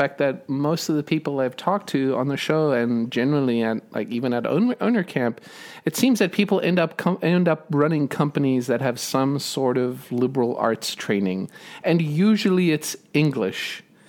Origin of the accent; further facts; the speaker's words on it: South Africa; Well, I grew up in South Africa and my major was physics and psychology.